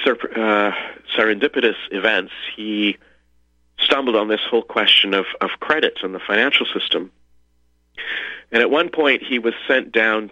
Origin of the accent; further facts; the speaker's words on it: Canada; also born or lived in Liechtenstein; I'm Canadian, live in Canada